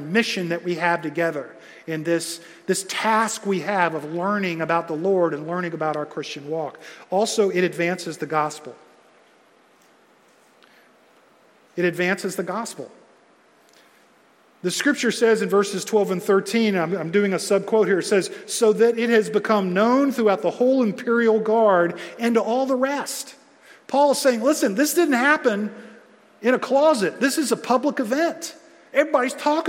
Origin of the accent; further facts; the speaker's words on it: United States; I love being American